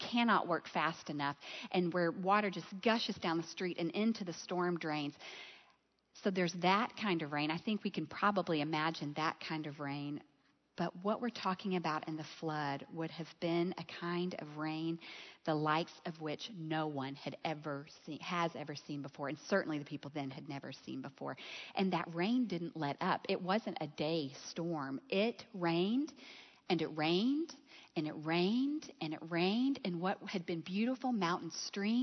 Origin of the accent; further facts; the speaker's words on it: Gulf Coast, south of Houston, Texas, United States; I grew up on the Gulf Coast, south of Houston